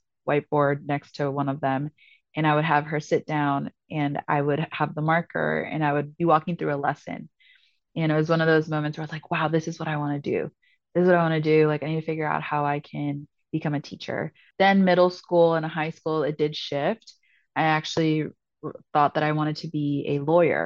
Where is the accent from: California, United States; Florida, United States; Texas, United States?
California, United States; San Francisco; moved away as an adult; also born or lived in Ithaca, New York; now in Greenville, United States; I was born and raised in San Francisco, and my parents are actually both from Peru